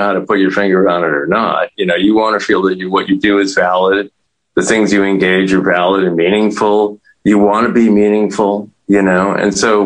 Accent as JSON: {"language": "English", "region": "New York", "country": "United States", "tie": "born or raised there", "said": "I grew up in New York in the 70s"}